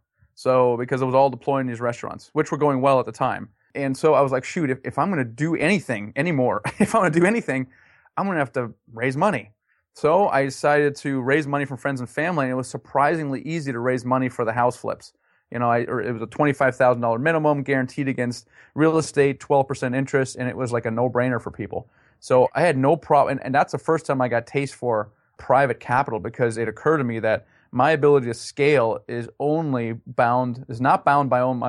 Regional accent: Germany; also born or lived in United States; Yeah, I'm originally from Germany, actually.

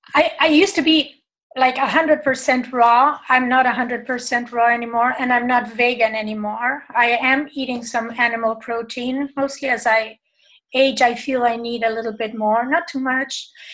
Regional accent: Buenos Aires, Argentina; I was born in Argentina, in Buenos Aires

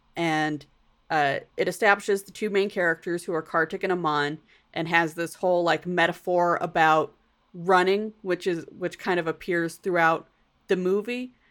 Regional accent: United States; accent: American; my American accent

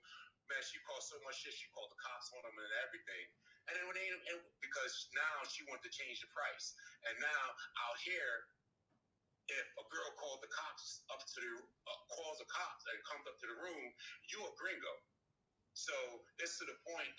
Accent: New York City, New York, United States; I was born and raised in New York

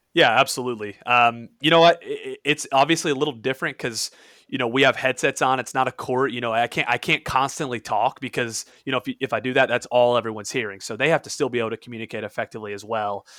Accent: Indiana, United States; I'm from Indiana

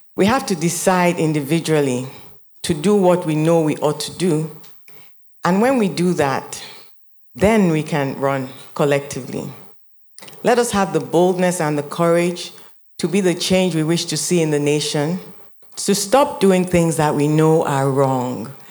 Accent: Nigeria

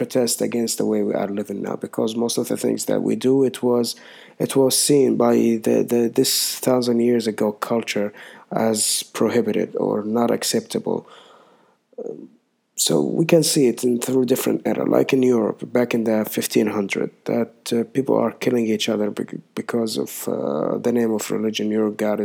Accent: Saudi Arabia; I'm from Saudi Arabia

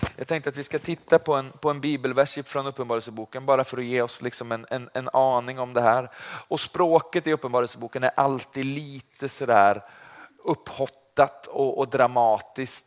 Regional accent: Vargön, Västra Götaland, Sweden; Jag kommer från Vargön. Det ligger utanför Vänersborg. Det är därför jag låter som jag gör.

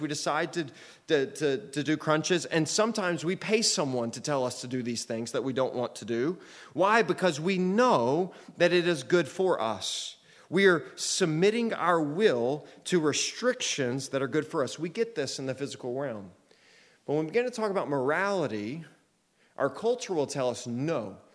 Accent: United States; I'm an American citizen

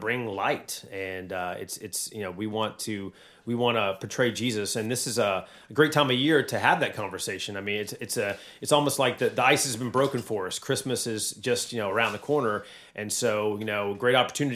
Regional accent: North Carolina mountains, United States; now in Georgia/Alabama area, United States; I grew up in the North Carolina mountains.

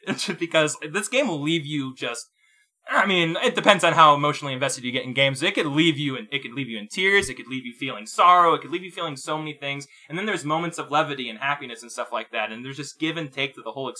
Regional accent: Texas, United States; I come from Texas.

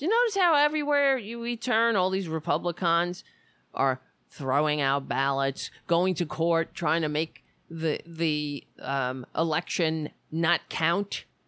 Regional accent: New York City, New York, United States; moved away; I grew up on Staten Island. Thank God I don't live there anymore

